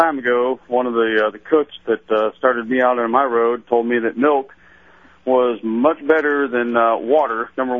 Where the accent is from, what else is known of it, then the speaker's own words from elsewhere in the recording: Michigan, United States; now in Ormond Beach, United States; Michigan native